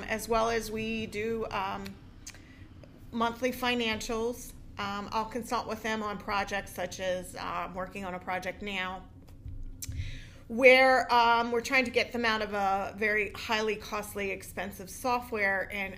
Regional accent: Pottstown, Pennsylvania, United States; also born or lived in Owen J. Roberts area; born and raised in Pottstown

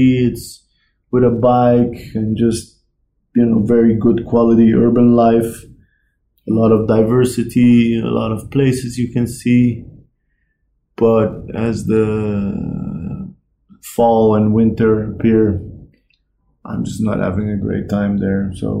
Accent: Netherlands; also born or lived in Iran; I was born in Iran until I was 6. I lived there. In Iran, we moved houses, I think, 3-4 times until I was 6. Two different cities. Then we moved to the Netherlands, and in the Netherlands, I think we moved houses every 3-4 years.

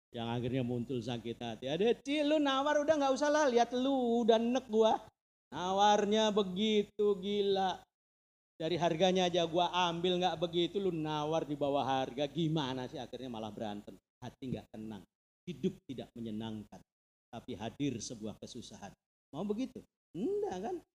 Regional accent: Purwodadi, Central Java, Indonesia; saya dari itu saya dari Purwodadi

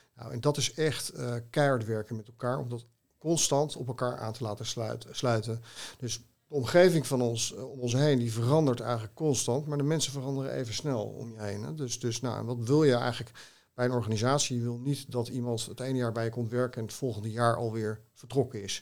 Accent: Haarlem, North Holland, Netherlands; Haarlemmer, hè, mijn moeder is in Haarlem geboren en mijn, vader ook tegen de rand van Haarlem, in Heemstede

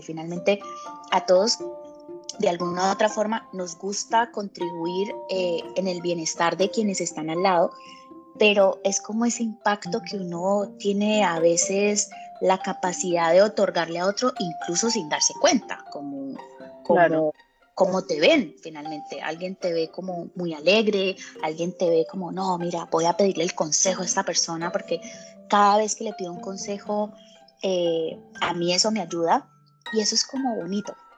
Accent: Colombia; moved away as an adult; now in Chile; colombiana, con bastante swing en la piel, eh, pero resido en Chile hace 10 años

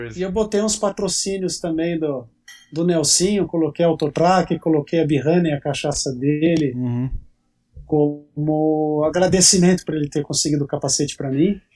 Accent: Campinas, São Paulo, Brazil; sou de Campinas, São Paulo

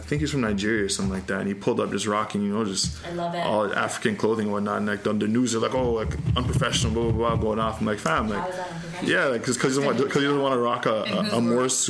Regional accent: Pickering, Ontario, Canada; I'm from Pickering

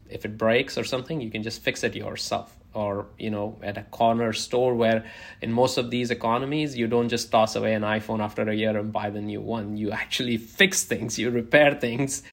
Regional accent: India; now in United States; where I grew up in India

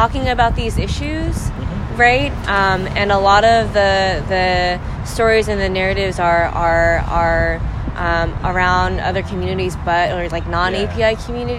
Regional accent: Philippines; thinking about like my identity as a Filipina.

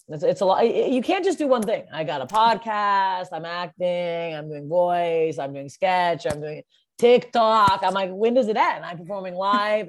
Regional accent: Canada; moved away as an adult; now in Los Angeles, United States; I'm from Canada. I live in LA now, but I was living in Canada at the time. And when I was in high school

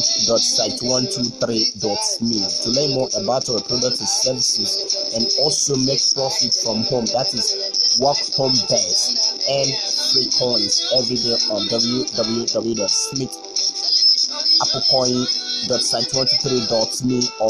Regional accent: Ikot Ekpene, Akwa Ibom, Nigeria; Ikotekpene, my hometown

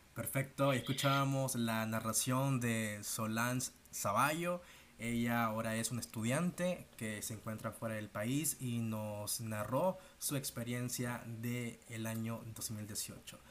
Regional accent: Nicaragua; como decimos nicaragüenses

